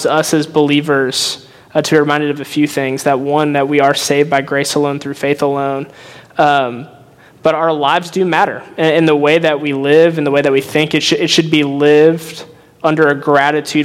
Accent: Northwest Indiana, United States; moved away as an adult; now in Evansville, United States; I grew up in Northwest Indiana, secular household, went to college in Indianapolis

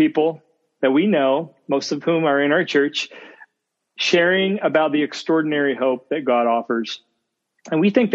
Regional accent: Indiana, United States; now in Ohio, United States; I'm from Indiana as well

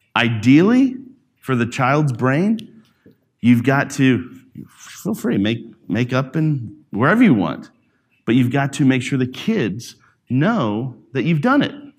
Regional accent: Alabama, United States; growing up in Alabama, I was, uh, in, uh, like, out in the country

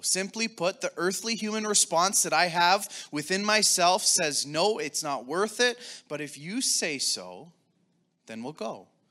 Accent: Taber, Alberta, Canada; also born or lived in Calgary / Lethbridge; now in Sherwood Park, Canada; I grew up in Southern Alberta, Tabor, Alberta, to be specific

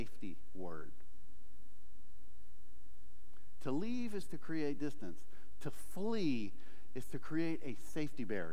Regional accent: South Louisiana, United States; I'm from South Louisiana.

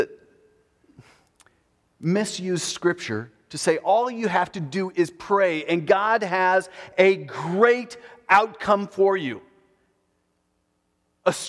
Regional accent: United States; as an American

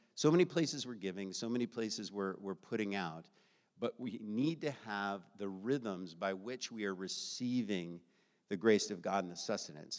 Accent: United States; I grew up in the United States of America

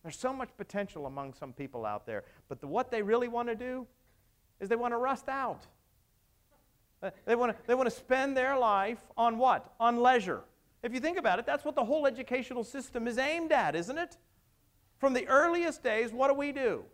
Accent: Pittsburgh, Pennsylvania, United States; moved away; I came from Pittsburgh, western part of Pennsylvania

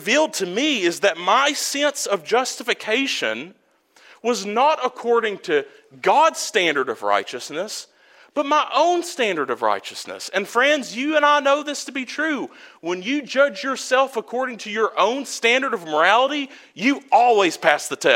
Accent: Prestonsburg, Kentucky, United States; also born or lived in Tuscaloosa, Alabama / Birmingham, Alabama; I was born in Tuscaloosa, Alabama. We lived in Birmingham for a while. And then once my parents split, my mother came back to Prestonsburg, where she was from

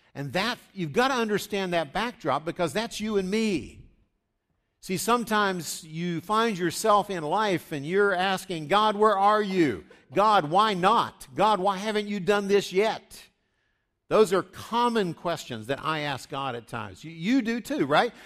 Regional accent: West Virginia, United States; I grew up in West Virginia, just south of Pittsburgh

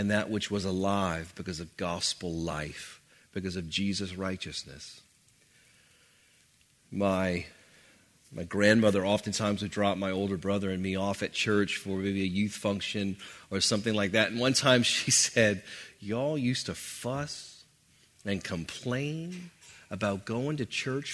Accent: New Orleans, Louisiana, United States; I grew up in New Orleans, typical New Orleans upbringing

